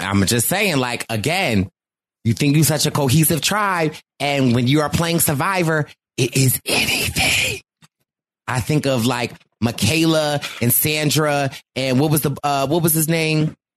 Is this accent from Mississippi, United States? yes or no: no; Philadelphia, Pennsylvania, United States; I am from Philly.